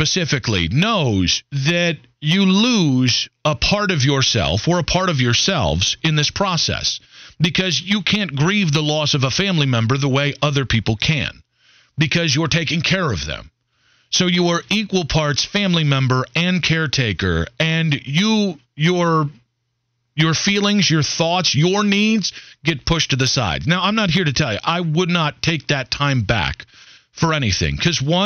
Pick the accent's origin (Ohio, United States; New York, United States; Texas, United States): Ohio, United States; Cleveland; moved away as an adult; now in Charlotte, United States; my hometown